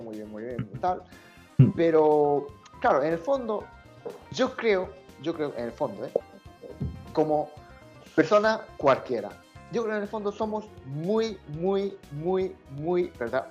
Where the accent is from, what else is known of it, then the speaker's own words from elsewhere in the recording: Japan; Spanish is a second language; now in Spain; yo soy japonés